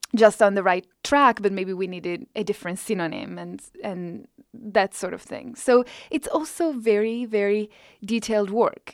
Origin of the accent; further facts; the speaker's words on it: Italy; English is a second language; moved away as an adult; now in United States; as my English got better and better throughout this decade, my Italian just sort of is coming down